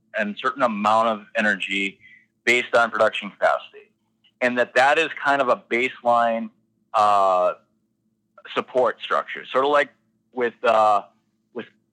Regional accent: Zap, North Dakota, United States; I grew up in Mercer County in Zapp

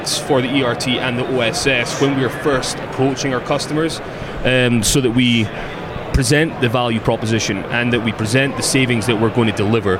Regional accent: Scotland, United Kingdom; moved away; I'm from Scotland

